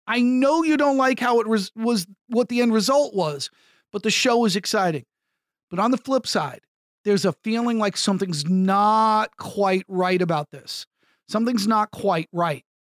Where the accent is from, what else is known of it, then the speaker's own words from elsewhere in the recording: United States; my home country of the United States